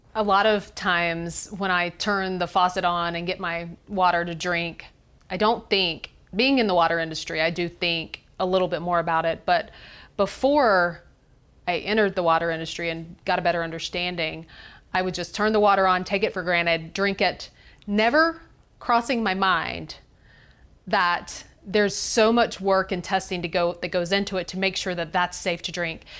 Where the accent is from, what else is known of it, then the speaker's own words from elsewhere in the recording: Greenville, South Carolina, United States; I'm from Greenville, South Carolina